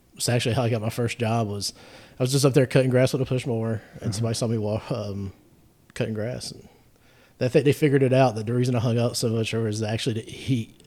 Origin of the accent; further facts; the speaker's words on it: Gastonia, North Carolina, United States; I grew up in Gastonia